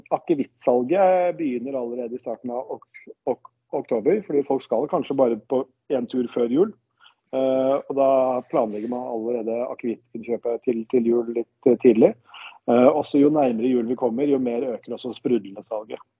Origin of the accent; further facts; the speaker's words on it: Denmark; now in Norway; jeg er jo dansk